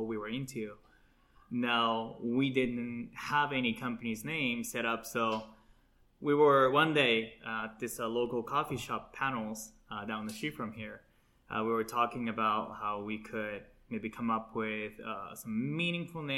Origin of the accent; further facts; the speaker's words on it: Japan; moved away; I was born and raised in Japan, it's part of my culture